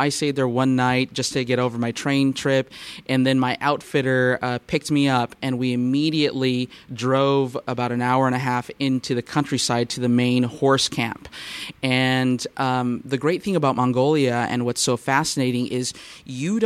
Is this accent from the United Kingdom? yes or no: no; Southern California, United States; Growing up in Southern California, we do have a horse culture here